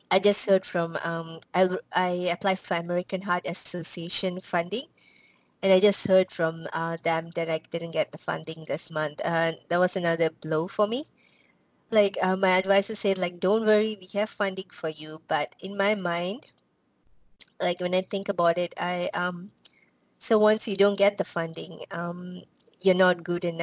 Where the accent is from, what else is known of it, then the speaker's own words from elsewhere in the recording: Malaysia; now in United States; so I came to um, U.S. I'm from Malaysia. I came to U.S. Um, because of this um, what do you call college called Berea College in Kentucky